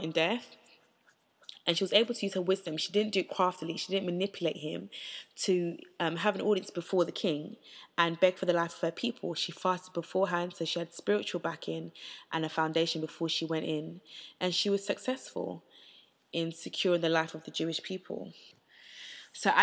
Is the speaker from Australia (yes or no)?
no; United Kingdom; I went to a state school in the UK.